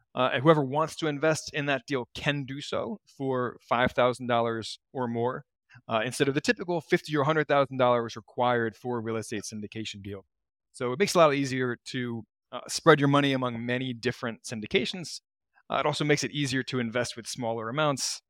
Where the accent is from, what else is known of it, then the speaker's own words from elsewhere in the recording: Baltimore, Maryland, United States; moved away; I'm from Baltimore originally.